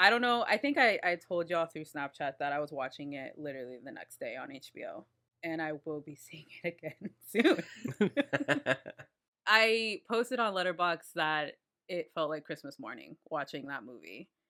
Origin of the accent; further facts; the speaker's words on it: Washington Heights, New York, United States; I am from Washington Heights.